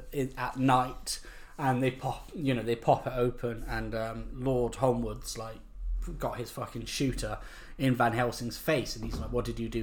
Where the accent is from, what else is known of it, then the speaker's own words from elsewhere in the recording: United Kingdom; we're British